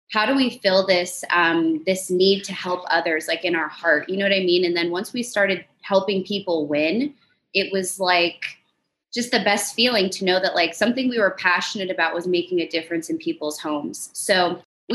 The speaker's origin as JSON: {"language": "English", "town": "Huntington Beach", "region": "California", "country": "United States", "tie": "born or raised there", "said": "I grew up in Huntington Beach, California"}